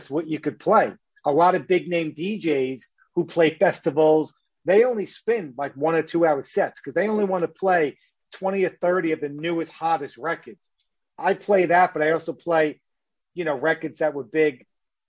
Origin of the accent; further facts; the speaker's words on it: New York City, New York, United States; I'm from New York